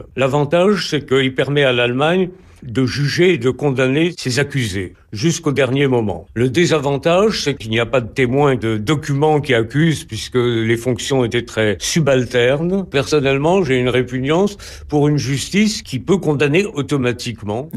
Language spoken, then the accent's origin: French; France; chez nous en France